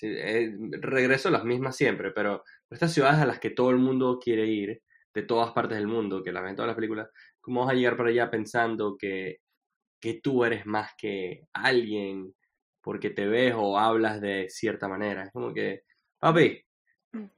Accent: Venezuela; also born or lived in Washington; now in New York, United States; yo no me salí de Venezuela

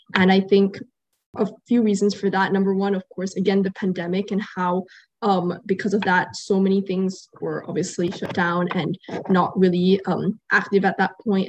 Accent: Qatar; growing up here

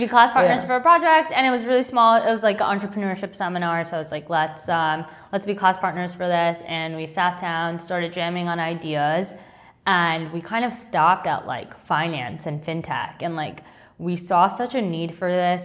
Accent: Long Island, New York, United States; I grew up on Long Island

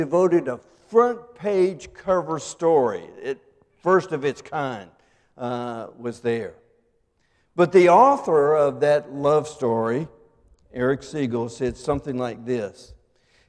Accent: McLeansville, North Carolina, United States; my hometown of McLeansville

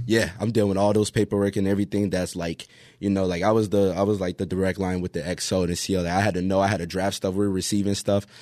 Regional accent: Pompano Beach, Florida, United States; moved away; also born or lived in Hawaii; I'm from, uh, Pompano Beach

